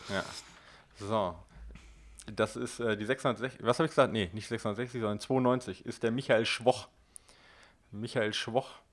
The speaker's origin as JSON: {"language": "German", "area": "Ruhr area, near Oer-Erkenschwick", "region": "North Rhine-Westphalia", "country": "Germany", "tie": "born or raised there", "said": "direkt bei mir um die Ecke, wo ich geboren bin"}